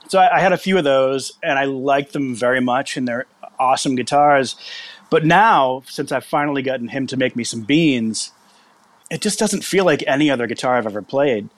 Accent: Massachusetts, United States; moved away as an adult; also born or lived in Kansas City; from Massachusetts, and I lived there until I was probably 20, and then I moved to Kansas City

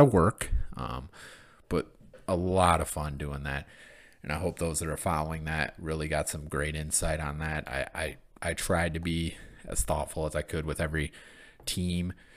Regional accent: Michigan, United States; growing up in Michigan

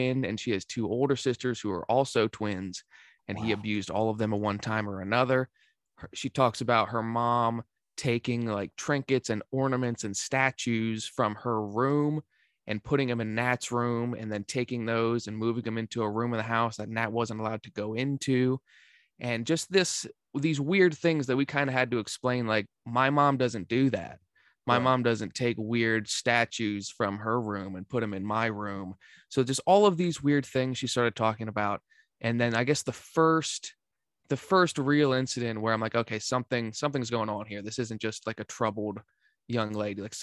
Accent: Central Pennsylvania, United States; also born or lived in Shippensburg, Pennsylvania; I'm from Central Pennsylvania, from a tiny town of like 3,000 people. My graduating class was 14

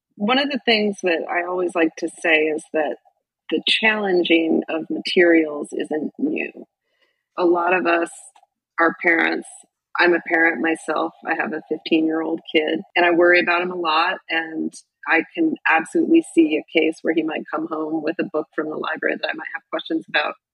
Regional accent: Boise, Idaho, United States; I grew up in Idaho, in Boise

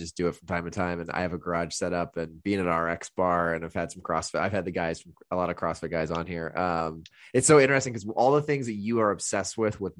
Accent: Indiana, United States; which I came from Indiana, $250 for, I didn't even know they had gyms for that much when I moved here.

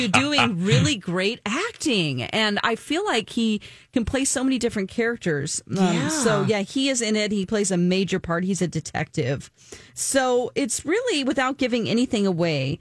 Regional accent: Springfield, Missouri, United States; one of them is in my hometown

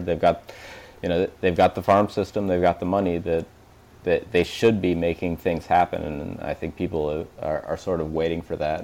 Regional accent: Des Moines, Iowa, United States; moved away as an adult; now in Chicago, United States; I went to uh, undergrad at Drake, which is in Des Moines, where I grew up

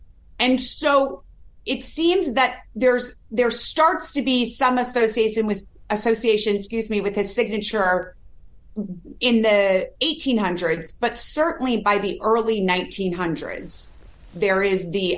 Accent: San Diego, California, United States; moved away as an adult; now in Boston, United States; I grew up in San Diego, California, and I love San Diego, and my family's still there, and I love visiting them.

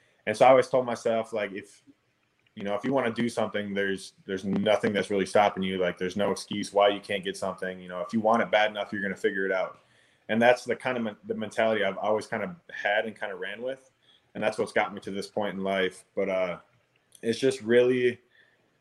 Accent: Minnesota, United States; moved away; Growing up in Minnesota, land of 10,000 lakes

